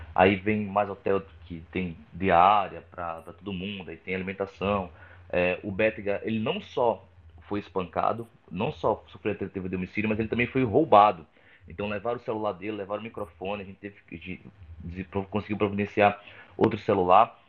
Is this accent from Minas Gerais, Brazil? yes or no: no; Rio Grande do Norte, Brazil; now in São Paulo, Brazil; eu já gravei lá no meu estado, no Rio Grande do Norte, mas eu gravo bastante em São Paulo, que é onde eu moro atualmente